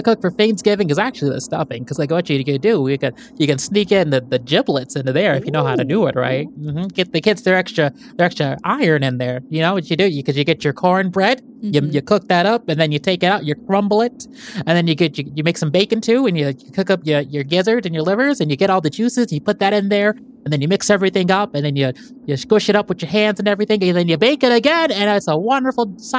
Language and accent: English; Petoskey, Michigan, United States; I am a black man, and I grew up in Petoskey, so I had to learn how to defend myself pretty quick at an early age.